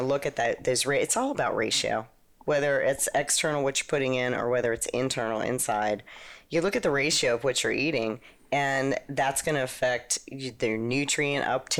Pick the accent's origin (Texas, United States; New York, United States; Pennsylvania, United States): Pennsylvania, United States; outside of Pittsburgh; I'm from Pennsylvania, outside of Pittsburgh.